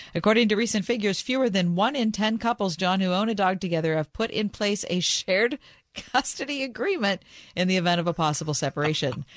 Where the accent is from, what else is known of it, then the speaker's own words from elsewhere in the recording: United States; Are you from America? And I said, Yes